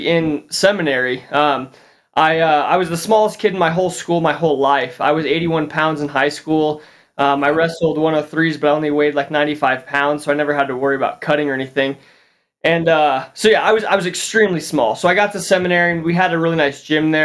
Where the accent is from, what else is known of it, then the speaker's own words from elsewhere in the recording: Denver, Colorado, United States; also born or lived in Lakewood, Colorado; I grew up in Denver. I grew up in Lakewood.